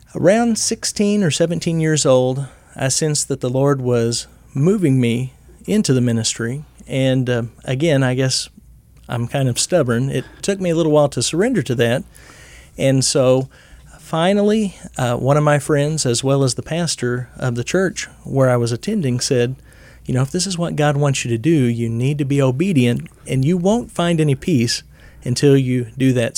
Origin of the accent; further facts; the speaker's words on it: Missouri, United States; I grew up in church in Missouri